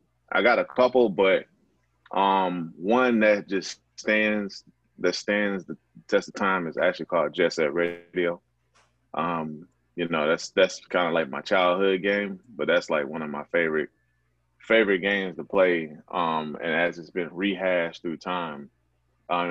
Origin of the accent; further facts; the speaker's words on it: Atlanta, Georgia, United States; I am born and raised here in Atlanta, Georgia, specifically SWATS, so Camelton Road.